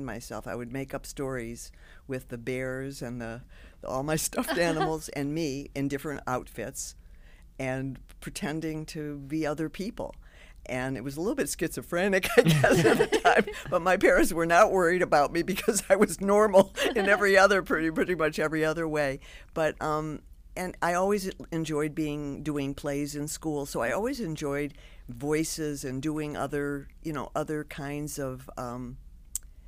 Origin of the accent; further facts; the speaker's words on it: Detroit, Michigan, United States; I lived in the same house my whole life till I went to college, and I went to Mumford High School in Detroit